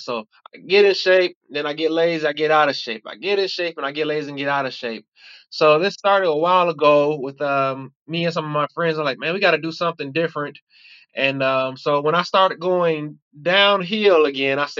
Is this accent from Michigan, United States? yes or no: yes; Covert, Michigan, United States; moved away as an adult; also born or lived in Chicago, Illinois; now in Louisville, United States; my family moved to Michigan. And that's pretty much where I was raised at. Shout out to Covert, Covert, Michigan, CBT